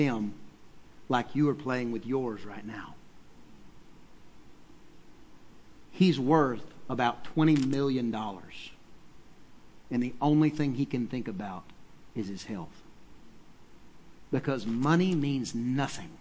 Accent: East Texas, United States; I'm from East Texas

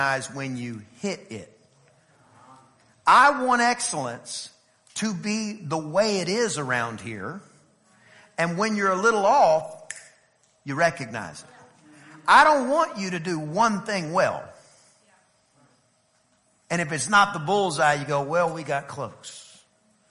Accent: East Texas, United States; I'm from East Texas

